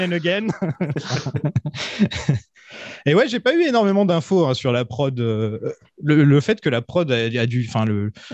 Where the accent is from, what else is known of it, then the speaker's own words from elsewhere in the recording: Nord, Hauts-de-France, France; je suis du Nord